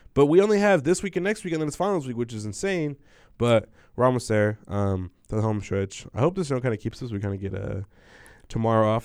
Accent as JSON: {"language": "English", "region": "Southern California", "country": "United States", "moved": "yes", "said": "since we're from Southern California."}